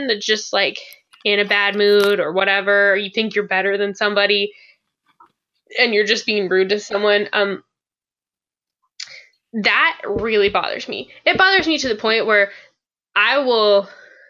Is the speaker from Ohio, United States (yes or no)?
no; West Virginia, United States; moved away; we're from West Virginia